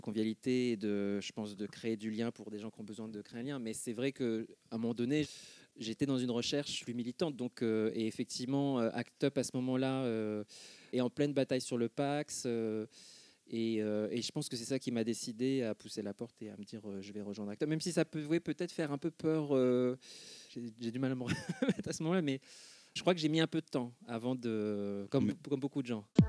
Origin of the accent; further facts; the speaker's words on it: Argenteuil, Île-de-France, France; J'ai grandi à Argenteuil, en gros. Hein, je suis né à puis vers 7 ans, on a déménagé à Argenteuil